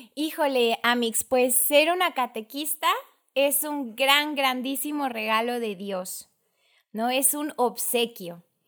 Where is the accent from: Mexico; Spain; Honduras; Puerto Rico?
Mexico; Tuxtla Gutiérrez, Chiapas; soy de Tuxtla Gutiérrez, Chiapas